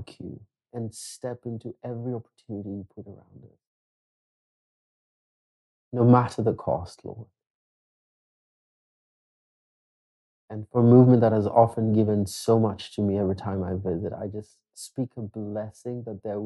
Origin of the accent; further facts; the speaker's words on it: Kenya; also born or lived in Nakuru; I'm just a Kenyan who says Asante every moment